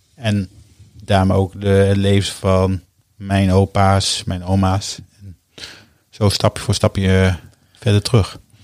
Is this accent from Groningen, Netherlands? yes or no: yes; Hoogkerk, Groningen, Netherlands; moved away as an adult; now in Utrecht, Netherlands; Ik ben geboren en getogen in Hoogkerk, een dorpje vlak onder Groningen. Daar heb ik eh, mijn eerste 20 jaar van mijn leven eh, doorgebracht